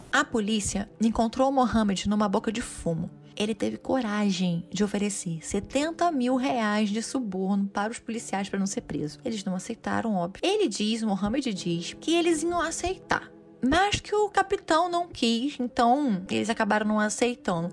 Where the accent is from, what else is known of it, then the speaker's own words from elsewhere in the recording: Costa Verde, Rio de Janeiro, Brazil; eu nasci na Costa Verde